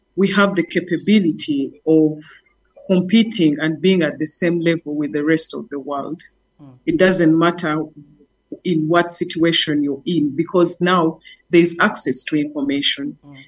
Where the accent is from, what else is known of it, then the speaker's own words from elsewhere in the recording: Uganda; I'm from Uganda